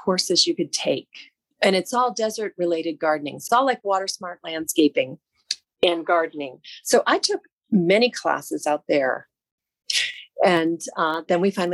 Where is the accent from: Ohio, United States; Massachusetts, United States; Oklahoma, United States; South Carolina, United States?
Ohio, United States; Northern; moved away as an adult; also born or lived in Georgia; now in Las Vegas, United States; I'm born and raised in Northern Ohio, which is beautiful country and farmlands for miles and miles and miles.